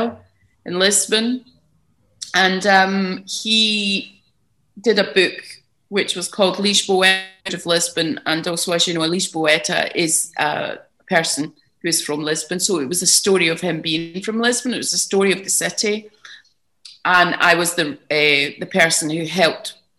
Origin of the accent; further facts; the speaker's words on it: Glasgow, Scotland, United Kingdom; moved away; also born or lived in London / Armona, Portugal; I'm from Glasgow